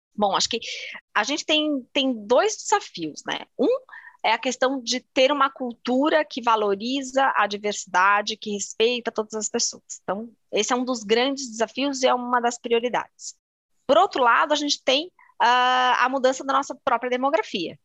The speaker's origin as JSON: {"language": "Portuguese", "region": "São Paulo", "country": "Brazil", "said": "Sou paulistana"}